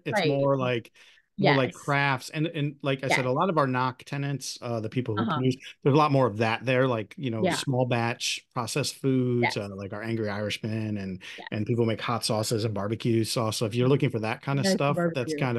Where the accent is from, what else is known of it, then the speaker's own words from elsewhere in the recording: Perrysburg, Ohio, United States; I'm from Perrysburg, so I know I've been to the Perrysburg one quite a bit